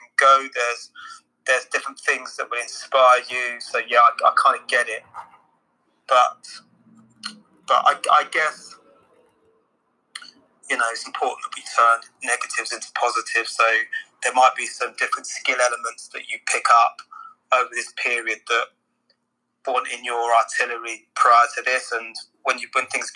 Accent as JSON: {"language": "English", "town": "Stoke", "region": "South East England", "country": "United Kingdom", "tie": "born or raised there", "also_born_or_lived": "Tooting, London", "said": "I'm born in London, but I'm raised and based in Stoke, Hampshire"}